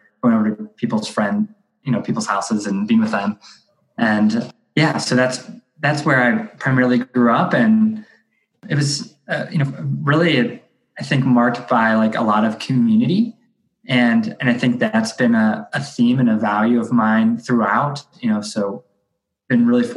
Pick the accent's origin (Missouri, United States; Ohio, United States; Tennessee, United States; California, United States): Ohio, United States; Akron; I grew up in Akron, Ohio, which is like the northeast part of the state.